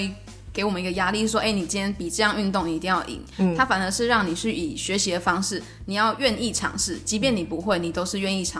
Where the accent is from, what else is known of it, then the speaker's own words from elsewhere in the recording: Taiwan; 我算是台湾方的代表